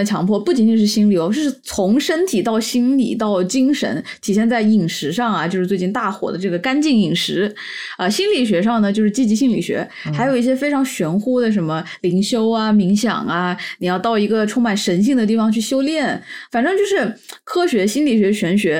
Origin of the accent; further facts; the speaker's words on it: Wuhan, Hubei, China; 我们武汉人呢，算不上正宗的南方